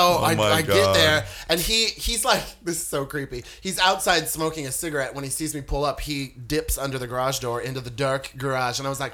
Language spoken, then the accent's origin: English; Warrenton, Missouri, United States; moved away; I grew up in a teeny tiny town in Missouri, population of 6,000 people.